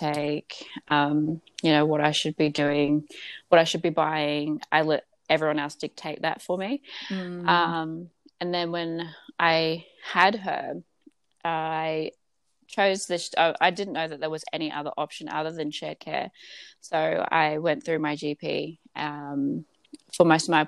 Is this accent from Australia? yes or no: yes; Gold Coast, Queensland, Australia; I am from the Gold Coast